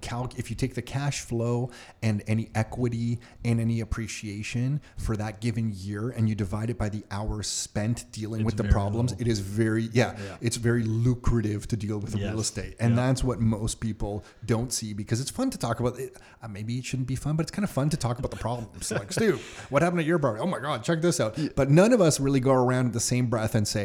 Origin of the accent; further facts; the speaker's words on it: Mississauga, Ontario, Canada; my home growing up in Mississauga